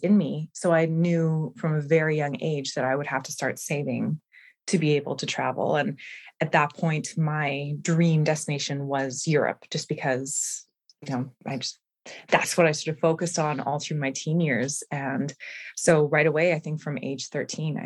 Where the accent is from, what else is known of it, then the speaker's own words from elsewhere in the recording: Winnipeg, Manitoba, Canada; traveling from Winnipeg, Manitoba